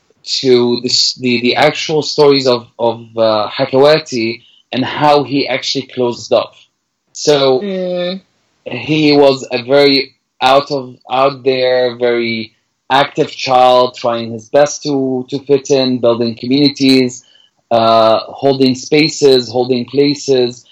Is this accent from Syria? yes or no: yes; Damascus, Damascus Governorate, Syria; English is a second language; moved away as an adult; now in Canada; I was born in Damascus in 1984 and I grew up and I had my childhood.